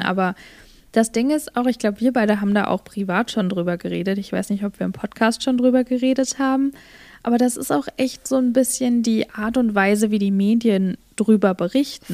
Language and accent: German; Germany; moved away; bei uns in Deutschland